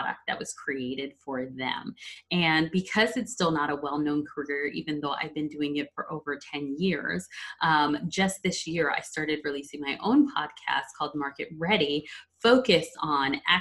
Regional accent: Verona, New Jersey, United States; I'm originally from a small town called Verona, New Jersey

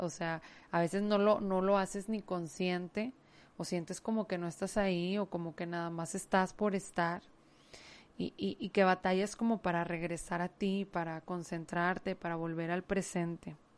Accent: Mexico; aquí en mi país

